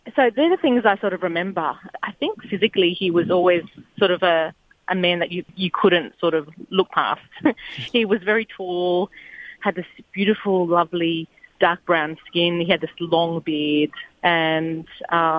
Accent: Daly River, Northern Territory, Australia; So I grew up in a little community called Daly River. So it's southwest of Darwin

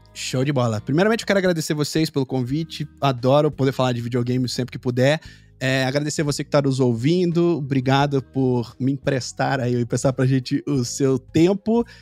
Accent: Brazil; como brasileiro

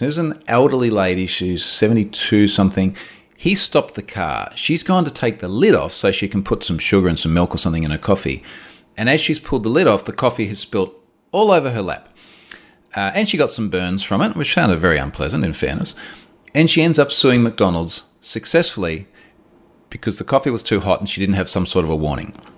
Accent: Australia; I'm Australian

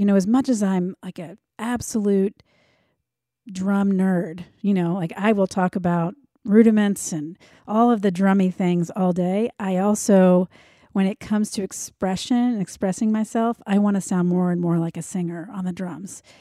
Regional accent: United States; I grew up outside of Washington, D C

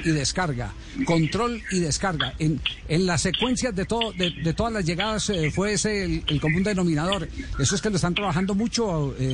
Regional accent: Manizales, Caldas, Colombia; yo soy de Manizales

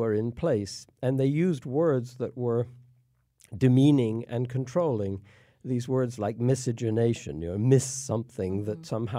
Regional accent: United Kingdom; born there; now in United States; I was born in England and came to the U.S. to go to school and have been here since.

